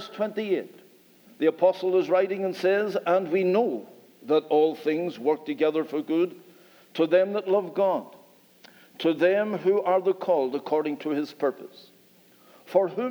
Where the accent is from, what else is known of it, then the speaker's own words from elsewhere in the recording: Northern Ireland, United Kingdom; We come from Northern Ireland and our accent is a little bit different.